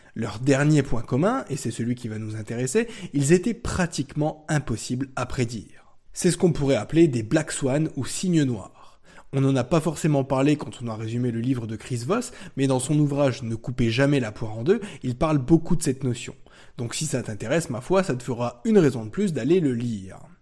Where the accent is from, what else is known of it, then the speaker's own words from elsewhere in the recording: France; chez nous en France